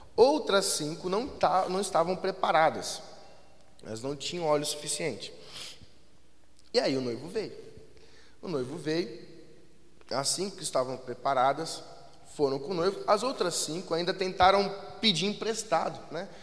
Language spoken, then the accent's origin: Portuguese; Jandira, São Paulo, Brazil; a cidade de Jandira, que é da onde nós viemos